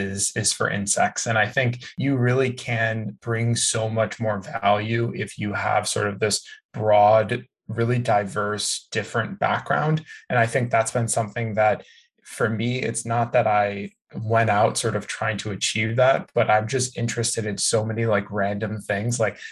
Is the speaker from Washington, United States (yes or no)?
no; Chicago, Illinois, United States; moved away as an adult; now in California, United States; I moved to California from Chicago to go to community college actually.